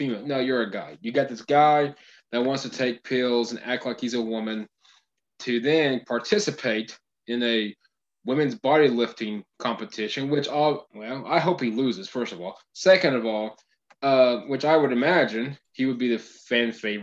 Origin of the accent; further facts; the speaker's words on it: Oklahoma, United States; we're from Oklahoma